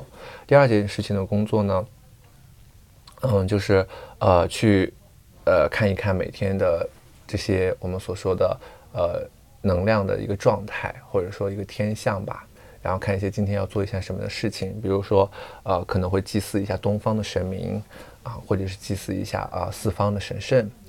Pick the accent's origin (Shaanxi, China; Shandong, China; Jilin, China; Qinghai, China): Qinghai, China; Tibetan area of; 我是来自青海藏区的，我爸爸是藏族，妈妈是汉族。嗯啊，所以就是有一点点半藏半汉的感觉啊，然后也是，呃，因为从小生活在藏区，嗯，也是以游牧民族的文化为主